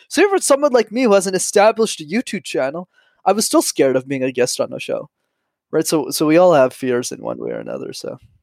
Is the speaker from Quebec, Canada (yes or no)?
yes; Montreal, Quebec, Canada; I'm born and raised in Montreal